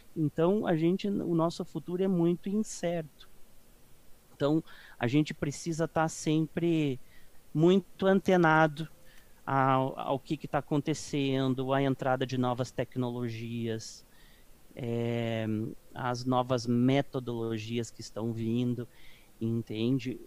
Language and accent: Portuguese; Caçapava do Sul, Rio Grande do Sul, Brazil; moved away as an adult; now in São Paulo, Brazil; sou do, do interior do Rio Grande do Sul, de Caçapava do Sul